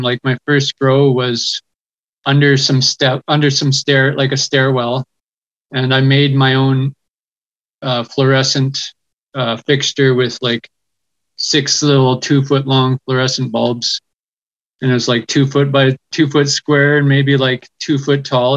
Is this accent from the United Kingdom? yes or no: no; West Coast, British Columbia, Canada; I grew up on the West Coast